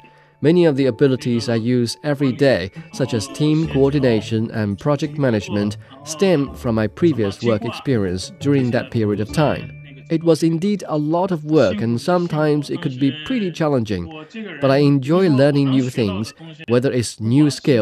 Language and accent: English; Lomé, Maritime, Togo; moved away as an adult; now in Dakar, Senegal; I attended the University of Lomé in my hometown, Togo.